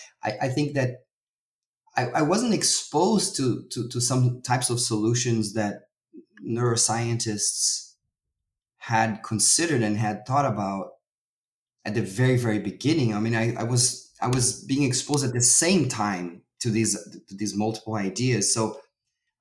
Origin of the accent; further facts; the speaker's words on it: Brazil; moved away; I'm originally from Brazil